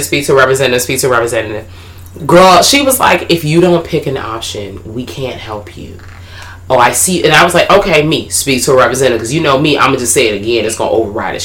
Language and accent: English; Washington, District of Columbia, United States; accent: DC